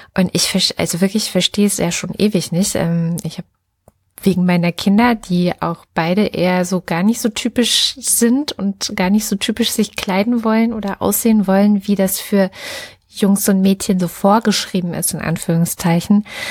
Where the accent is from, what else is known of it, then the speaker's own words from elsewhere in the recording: East Germany, Germany; ich bin jetzt in der DDR äh, groß geworden.